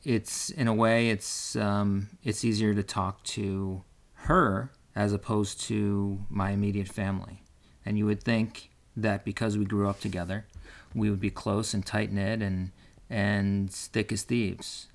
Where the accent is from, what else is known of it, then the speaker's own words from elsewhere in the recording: West Coast, United States; I'm from the West Coast and my family lives on the East Coast